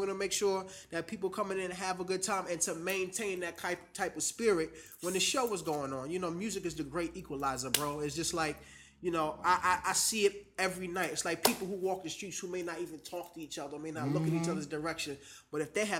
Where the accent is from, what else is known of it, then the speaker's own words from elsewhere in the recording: New York, United States; now in Washington, United States; I'm a transplant to the D.C. area. I'm originally from New York.